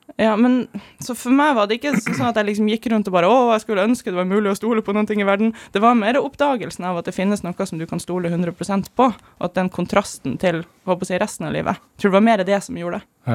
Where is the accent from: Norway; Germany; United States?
Germany; moved away; jeg vokste opp i Tyskland